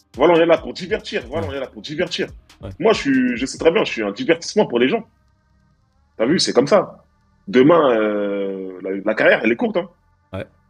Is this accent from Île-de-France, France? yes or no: yes; Stains, Île-de-France, France; j'ai grandi à Stein, mmh. tu vois, dans, dans la cité qui s'appelle le Clos Saint-Lazare. Mmh. En 93